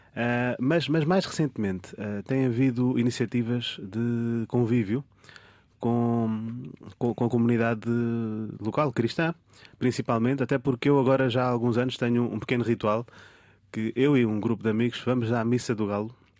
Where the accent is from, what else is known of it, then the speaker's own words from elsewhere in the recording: Portugal; como português que já cá nasci e cresci também